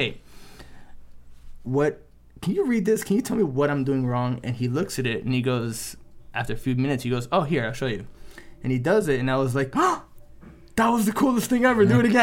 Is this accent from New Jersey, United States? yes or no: yes; New Jersey, United States; I grew up in New Jersey